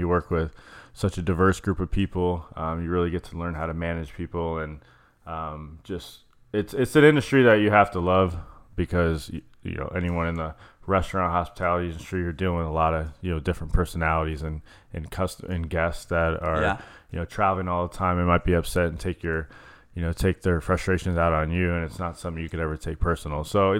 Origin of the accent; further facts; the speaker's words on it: Chandler, Arizona, United States; I was born and raised in Chandler, East Valley